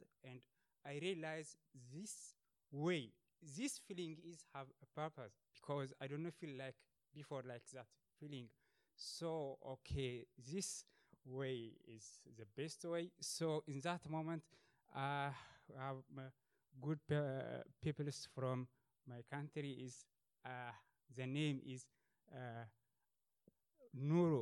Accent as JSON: {"language": "English", "country": "Ethiopia", "tie": "born or raised there", "moved": "as an adult", "lives_now": "Sweden", "said": "I was born in Ethiopia and from a religious family."}